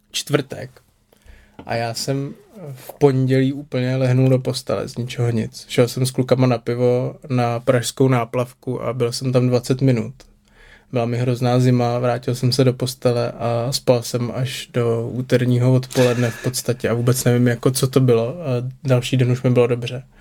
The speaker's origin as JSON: {"language": "Czech", "region": "Prague", "country": "Czechia", "said": "Já jsem taky z Modřan."}